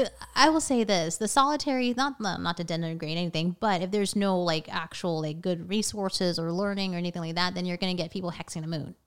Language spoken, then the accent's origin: English; Thailand; So my family, we're from Thailand.